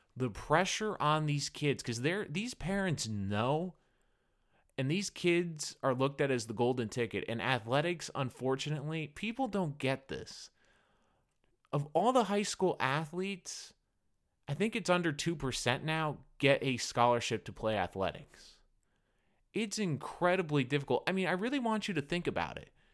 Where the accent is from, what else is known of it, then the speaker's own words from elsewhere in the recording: New England, United States; I grew up in New England